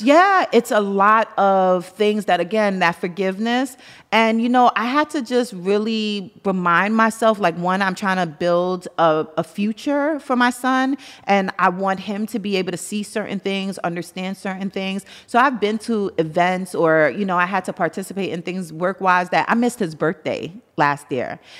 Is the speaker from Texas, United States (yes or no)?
no; New York City, New York, United States; I'm from Brooklyn.